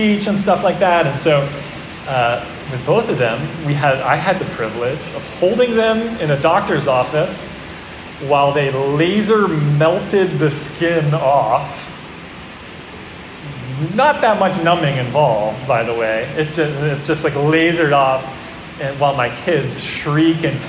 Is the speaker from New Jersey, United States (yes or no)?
yes; New Jersey, United States; When I was growing up, I grew up in New Jersey